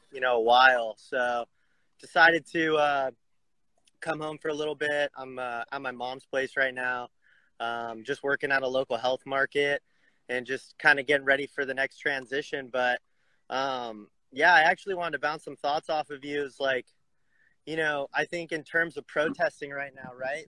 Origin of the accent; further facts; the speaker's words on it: Huntington Beach, California, United States; moved away as an adult; also born or lived in Bend, Oregon; I'm actually calling from Huntington Beach, California. So okay. I've been living in Bend, Oregon, the past couple years, but uh, kind of came home amid this whole pandemic thing